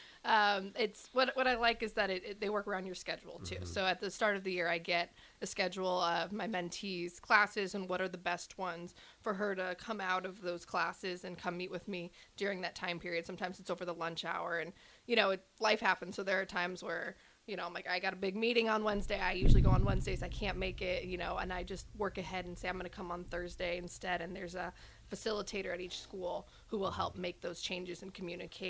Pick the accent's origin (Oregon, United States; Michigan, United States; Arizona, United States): Arizona, United States; moved away as an adult; now in Nebraska, United States; I grew up in Arizona